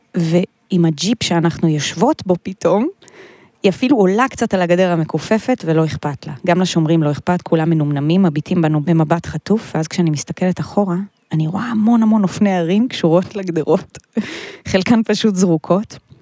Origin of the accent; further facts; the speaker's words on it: a small village in northern Israel, Israel; גדלתי בכפר קטן, יפהפה בצפון ישראל